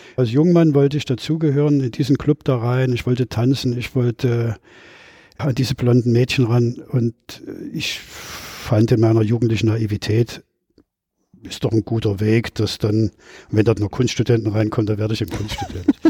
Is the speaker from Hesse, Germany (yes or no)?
no; Leipzig, Saxony, Germany; Ich bin 1959 in Leipzig geboren